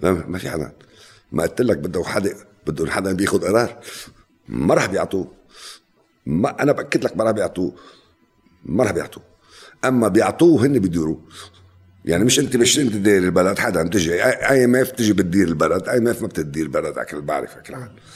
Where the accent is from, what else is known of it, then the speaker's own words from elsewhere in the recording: Lebanon; انا لبناني